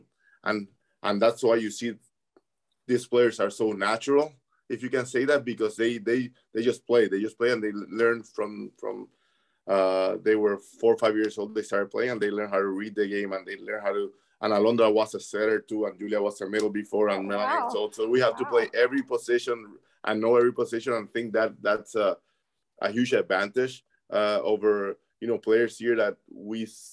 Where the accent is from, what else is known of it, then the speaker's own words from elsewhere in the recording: Puerto Rico; now in Evansville, United States; my dad in Puerto Rico is, everybody knows him. The stadium in my hometown is named after him